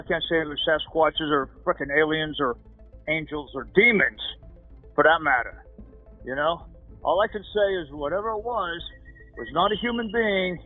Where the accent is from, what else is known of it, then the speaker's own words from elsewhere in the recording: Ogden, Utah, United States; I grew up in Ogden, Utah